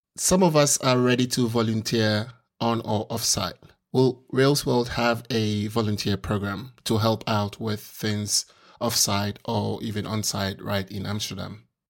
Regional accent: Ghana; I'm from Ghana, uh, it's, it's on the African continent

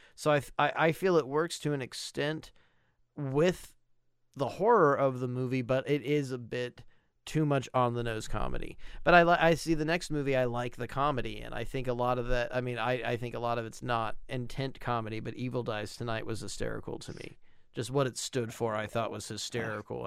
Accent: United States; I live in a small American town

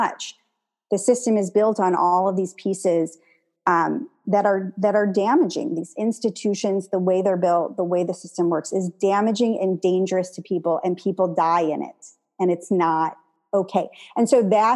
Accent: Joliet, Illinois, United States; moved away; also born or lived in Tacoma; I was born in Joliet.

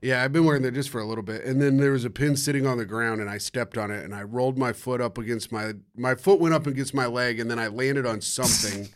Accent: Indianapolis, Indiana, United States; I'm from Indianapolis

